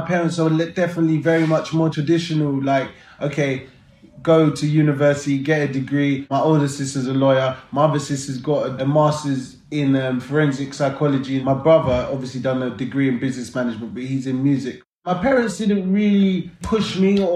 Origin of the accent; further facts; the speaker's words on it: London, United Kingdom; growing up in South London and London just in general